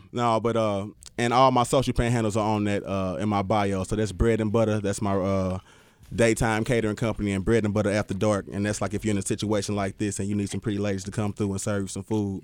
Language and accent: English; St. Louis, Missouri, United States; I'm from Saint Louis